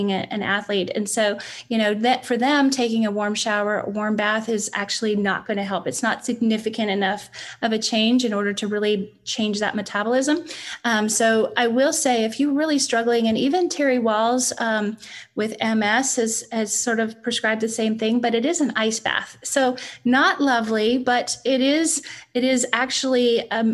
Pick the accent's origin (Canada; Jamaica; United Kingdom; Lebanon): Canada; moved away; As a Canadian